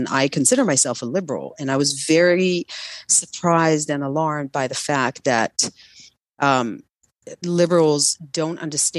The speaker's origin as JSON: {"language": "English", "town": "Tel Aviv", "region": "Tel Aviv District", "country": "Israel", "tie": "born or raised there", "moved": "as an adult", "lives_now": "United States", "said": "So I was born and raised in Israel. I've been in the entertainment industry since I was a kid in Israel."}